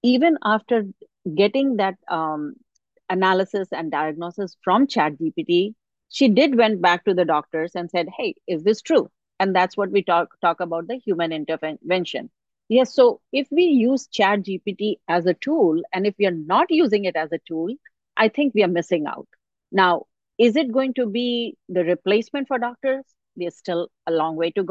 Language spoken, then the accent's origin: English; India; now in United States; I grew up in India